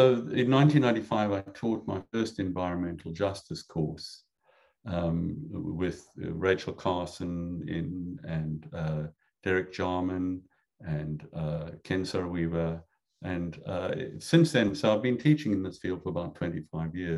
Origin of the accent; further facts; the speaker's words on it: South Africa; moved away as an adult; now in United States; I grew up in South Africa